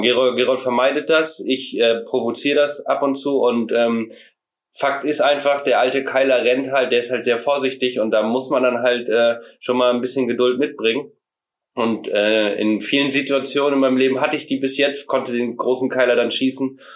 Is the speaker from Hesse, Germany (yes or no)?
no; Meiersberg, Mecklenburg-Vorpommern, Germany; wir kommen aus Meiersberg. Das liegt in Mecklenburg-Vorpommern.